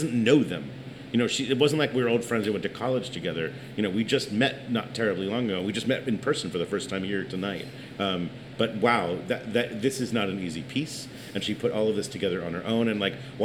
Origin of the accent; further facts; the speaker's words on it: New York City, New York, United States; I'm from New York